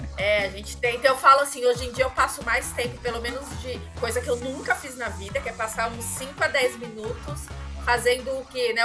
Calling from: São Bernardo do Campo, São Paulo, Brazil; Eu falo de São Bernardo do Campo, São Paulo, aqui no Brasil

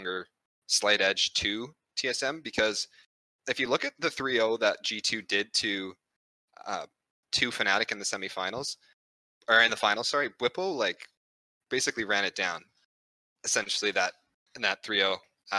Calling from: Edmonton, Alberta, Canada; Edmonton, Alberta, Canada.

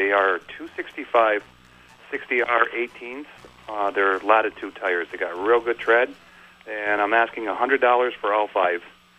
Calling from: Mineville, New York, United States; Mineville, New York.

